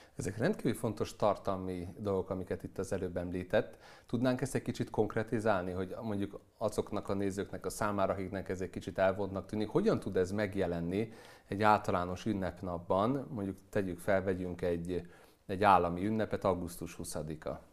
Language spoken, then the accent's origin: Hungarian; Hungary